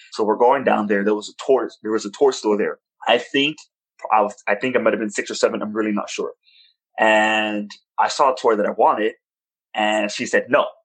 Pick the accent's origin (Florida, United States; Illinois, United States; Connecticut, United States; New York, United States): New York, United States; I was born in New York, born and raised in Washington Heights